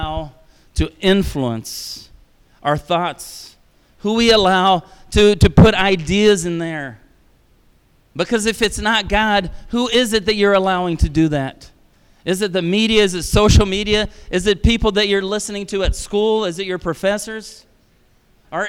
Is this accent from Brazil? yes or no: yes; Brazil; moved away; I was raised in Brazil